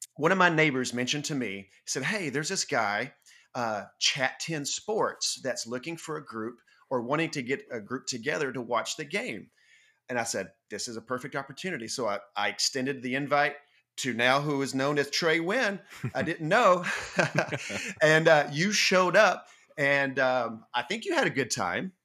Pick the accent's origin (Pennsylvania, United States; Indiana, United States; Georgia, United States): Georgia, United States; North; moved away as an adult; also born or lived in Livingston, Tennessee; now in Chattanooga, United States; I grew up in North Georgia.